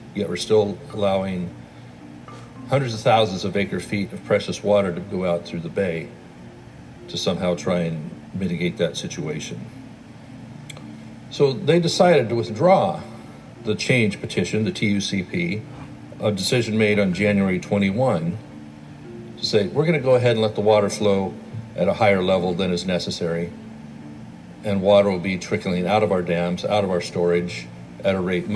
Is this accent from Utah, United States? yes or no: no; California, United States; my home state of California